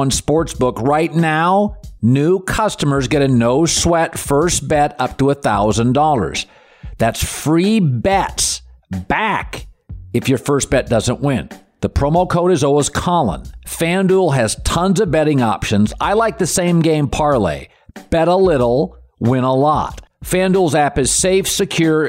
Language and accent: English; Seattle, Washington, United States; I'm from Seattle